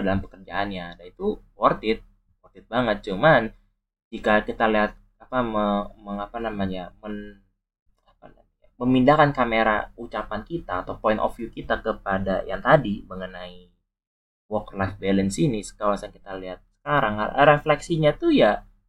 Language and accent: Indonesian; Tangerang, Banten, Indonesia; moved away; kota gua sendiri, kota Tangerang